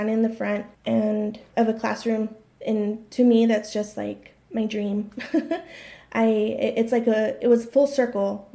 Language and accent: English; El Paso, Texas, United States; I was born and raised in El Paso.